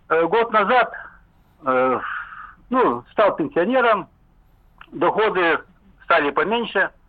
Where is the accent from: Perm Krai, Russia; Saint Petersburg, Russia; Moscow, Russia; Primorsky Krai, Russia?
Perm Krai, Russia; Perm; Перми, был предпринимателем очень долго, ну, лет 20.